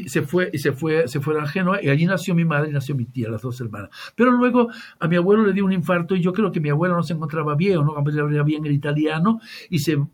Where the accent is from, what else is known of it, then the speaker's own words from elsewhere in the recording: Tangier, Tanger-Tetouan-Al Hoceima, Morocco; born there; Yo nací en Tánger, yo nací en Tánger, y, pero mi, mi madre es medio italiana, medio gaditana.